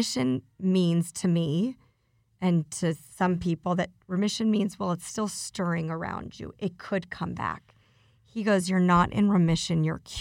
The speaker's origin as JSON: {"language": "English", "town": "Denver", "region": "Colorado", "country": "United States", "tie": "born or raised there", "moved": "yes", "lives_now": "Beverly Hills, United States", "said": "I went back to my hometown, which is Denver"}